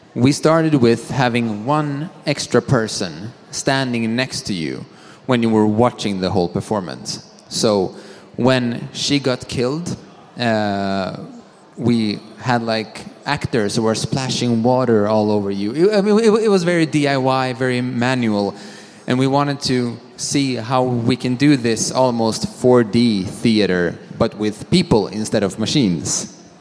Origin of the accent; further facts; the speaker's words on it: Sweden; I am from Sweden